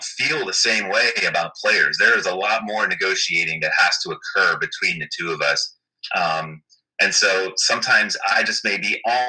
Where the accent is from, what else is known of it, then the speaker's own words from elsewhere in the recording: Miami, Florida, United States; moved away as an adult; now in Washington, D.C., United States; born and raised in Miami, Florida